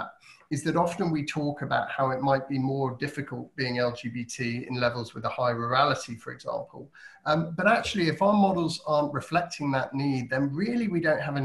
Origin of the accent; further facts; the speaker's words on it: Bedford, East of England, United Kingdom; where I grew up in Bedford